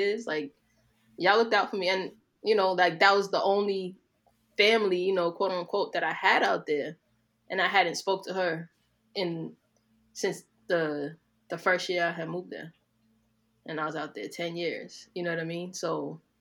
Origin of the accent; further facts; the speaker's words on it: New York, United States; accent: New York; moved away as an adult; also born or lived in Miami; my New York accent was heavy